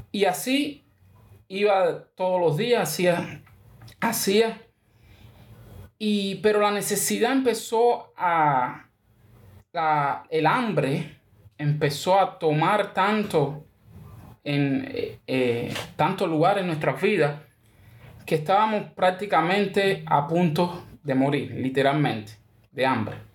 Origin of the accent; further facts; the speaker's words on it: Pinar del Río, Cuba; also born or lived in Santiago de Cuba; nosotros vivíamos en Santiago de Cuba, yo nací en Santiago de Cuba, y mi mamá se mudó a Pinar del Río.